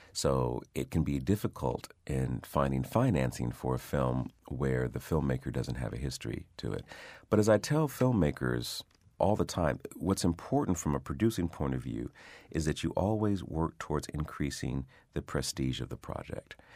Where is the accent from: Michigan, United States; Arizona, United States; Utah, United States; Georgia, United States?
Michigan, United States; Detroit; growing up in Detroit